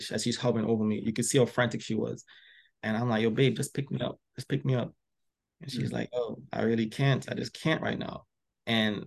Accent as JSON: {"language": "English", "country": "Trinidad & Tobago", "also_born_or_lived": "Philadelphia, Delaware area", "moved": "yes", "lives_now": "Philadelphia area, United States", "said": "I came to this country, because I'm from Trinidad originally. I came to this country"}